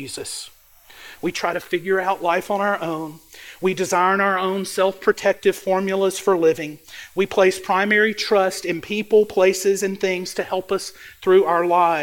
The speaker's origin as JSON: {"language": "English", "region": "Mississippi Delta", "country": "United States", "tie": "born or raised there", "said": "I grew up in the Mississippi Delta. I grew up in a farm town, a small town"}